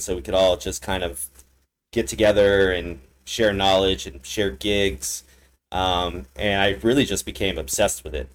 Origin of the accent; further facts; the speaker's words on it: Los Angeles, California, United States; now in Las Vegas, United States; I'm from Los Angeles